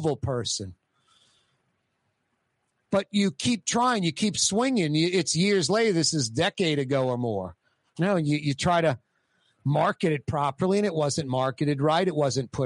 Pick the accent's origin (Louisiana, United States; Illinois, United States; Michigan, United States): Louisiana, United States; New Orleans; I grew up right near New Orleans East, grew up going to Kenilworth Mall